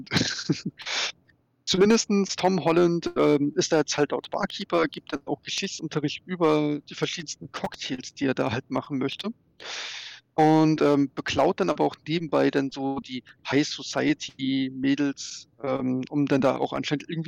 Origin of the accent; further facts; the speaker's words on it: Berlin, Germany; wenn du ja, Berliner also ich, bist